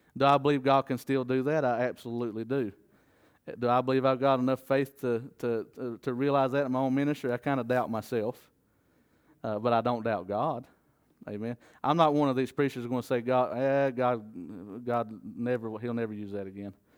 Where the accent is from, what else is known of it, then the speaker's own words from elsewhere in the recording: the South, United States; as a Southerner